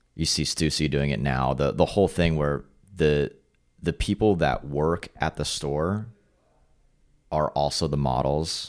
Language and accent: English; Carlsbad, California, United States; also born or lived in Los Angeles; growing up in Carlsbad on our street was a cul-de-sac